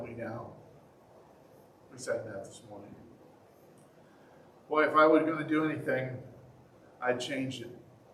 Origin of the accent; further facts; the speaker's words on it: United States; I'm an American.